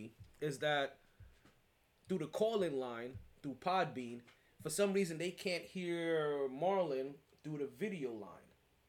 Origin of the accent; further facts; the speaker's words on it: New York City, New York, United States; I'm from Brooklyn all day, baby.